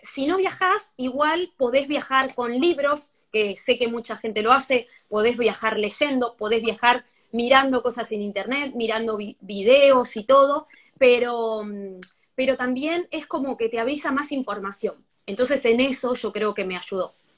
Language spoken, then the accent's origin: Spanish; Argentina; now in Spain; yo soy argentina viviendo aquí en España